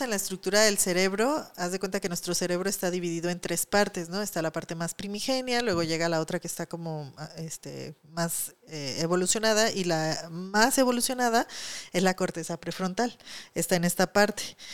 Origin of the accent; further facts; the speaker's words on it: Mexico; aquí en México